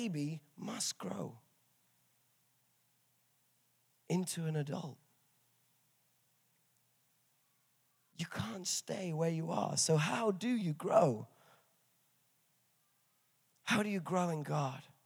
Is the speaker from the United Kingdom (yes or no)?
yes; England, United Kingdom; I'm from England